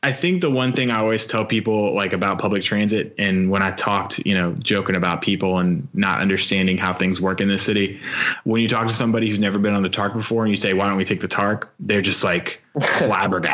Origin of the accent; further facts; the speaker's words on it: New York, United States; now in Louisville, United States; I'm from New York